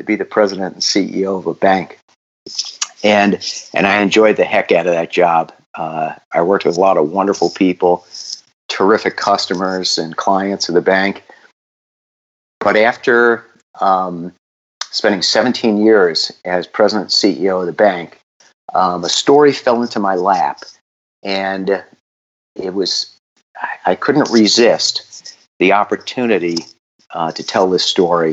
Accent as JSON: {"language": "English", "town": "New York City", "region": "New York", "country": "United States", "tie": "born or raised there", "said": "I grew up in New York City, and when you grow up Irish and Catholic in New York City"}